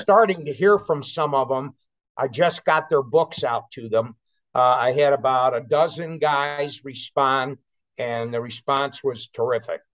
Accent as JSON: {"language": "English", "region": "California", "country": "United States", "tie": "born or raised there", "moved": "yes", "said": "I grew up in California, so I've got a I've got California roots"}